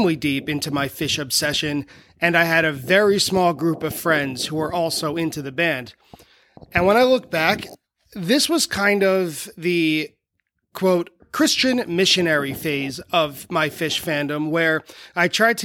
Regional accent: Merrick, New York, United States; I grew up on the south shore of Long Island in a town called Merrick

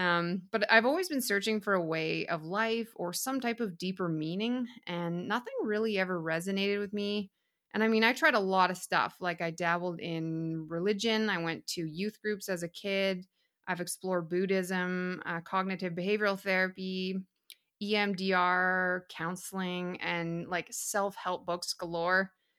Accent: Whitehorse, Yukon, Canada; So I was born and raised up in Whitehorse, Yukon, which is in northern Canada.

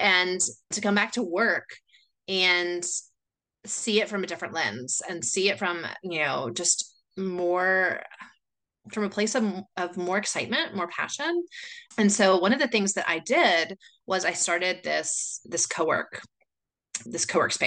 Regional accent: United States; moved away as an adult; now in Chile; I am originally from the States, but I moved here 17 years ago

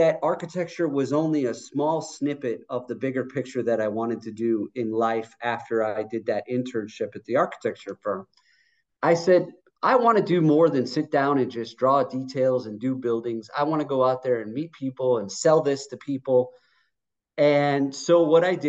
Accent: Chicago, Illinois, United States; I was born and raised in the suburbs of Chicago

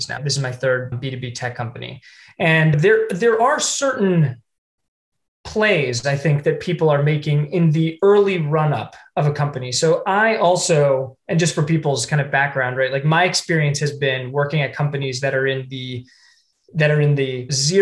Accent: Ohio, United States; moved away; I am from Ohio originally

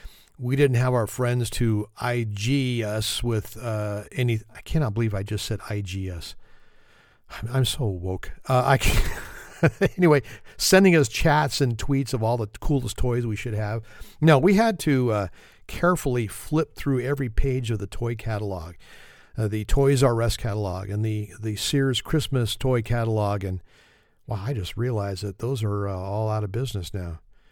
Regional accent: California, United States; from California.

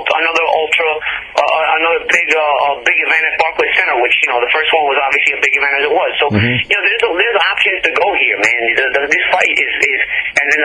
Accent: New York City, New York, United States; I grew up in New York

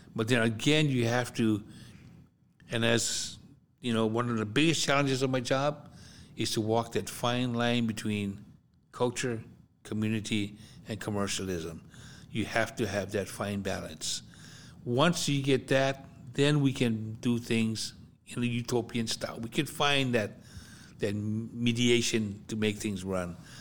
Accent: Hawaii, United States; moved away; also born or lived in US mainland

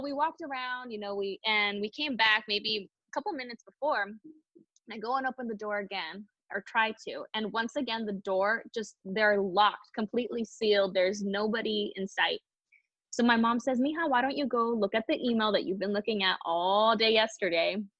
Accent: Palm Springs, California, United States; I'm a SoCal girl. I was born and raised in Palm Springs, California. So this is where I've been my whole life.

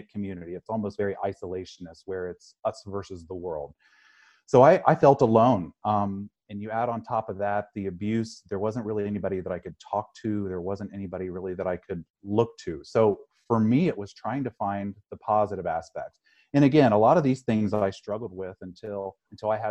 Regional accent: Midwest, United States; I grew up in the Midwest

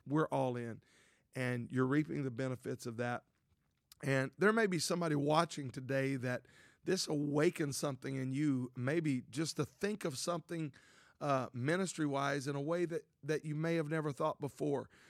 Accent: Louisiana, United States; I grew up in Louisiana, a town of five thousand.

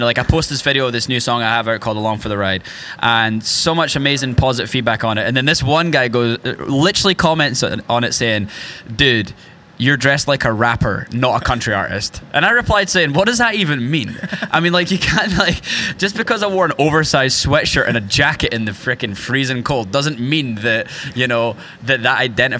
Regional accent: rural Scotland, United Kingdom; now in Nashville, United States; I grew up in rural Scotland

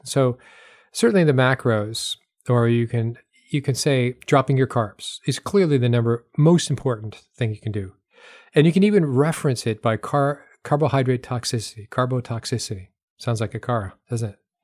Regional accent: New Hampshire, United States; now in the South, United States; I grew up in New Hampshire

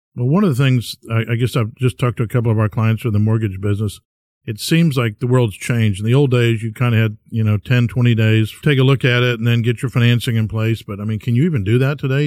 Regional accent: Bellaire, Texas, United States; I grew up in Bel Air

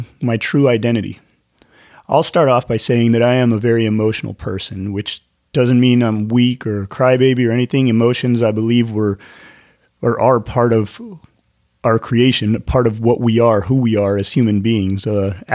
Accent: Northern California, United States; I grew up in Northern California

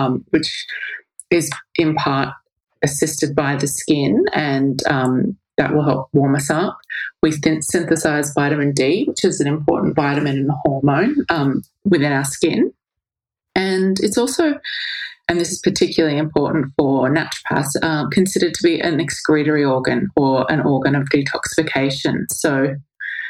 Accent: Australia; I grew up in Australia

